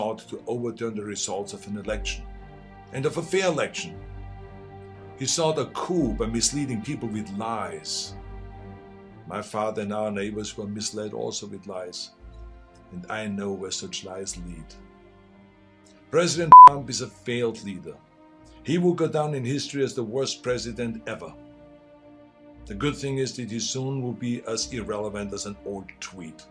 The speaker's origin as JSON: {"language": "English", "country": "Austria", "tie": "born or raised there", "moved": "yes", "lives_now": "United States", "said": "I grew up in Austria."}